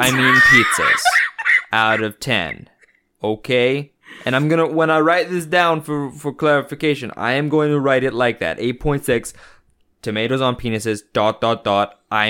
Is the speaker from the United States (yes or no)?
yes; New Jersey, United States; they're so good in my mouth, on my pizza, cause I'm from New Jersey.